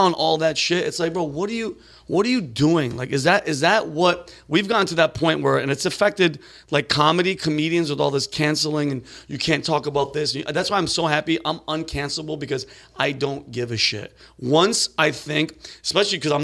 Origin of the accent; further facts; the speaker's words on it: East Coast, United States; I'm from the East Coast.